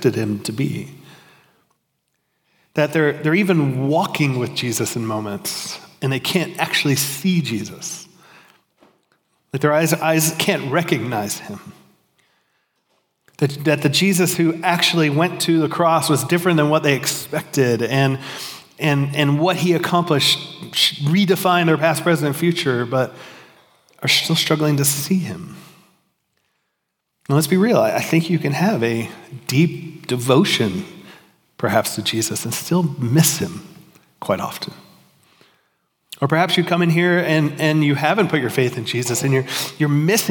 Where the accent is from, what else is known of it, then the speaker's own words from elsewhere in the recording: Miami, Florida, United States; now in Georgia, United States; I grew up in Miami, we didn't have seasons